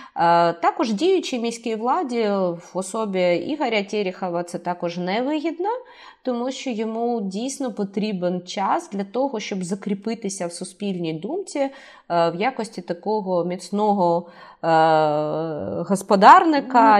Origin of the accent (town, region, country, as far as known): Kharkiv, Kharkiv Oblast, Ukraine